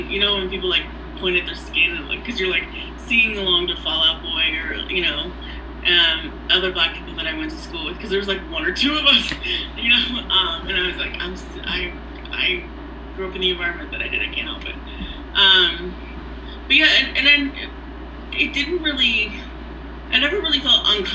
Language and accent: English; Philadelphia suburbs, Pennsylvania, United States; I grew up in the Philly suburbs